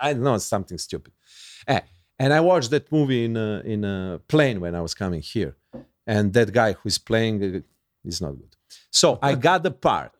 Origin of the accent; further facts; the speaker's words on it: Serbia; English is a second language; I'm from Yugoslavia. We watched American movies